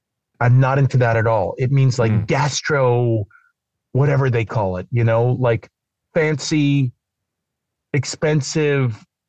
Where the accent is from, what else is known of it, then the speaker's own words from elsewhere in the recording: East Coast, United States; And not only eating pizza, I'm from the East Coast, but also spelling it.